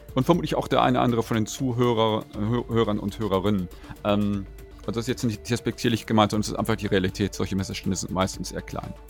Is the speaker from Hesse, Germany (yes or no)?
no; North Rhine-Westphalia, Germany; moved away; in einem anderen Verlagshaus in meiner Heimatregion, wo ich mal herstamme, die Neue Westfälische